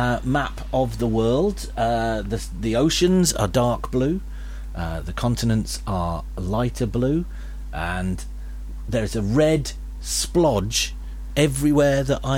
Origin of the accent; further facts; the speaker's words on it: Singapore; little known fact, my hometown, Singapore, looks like you popped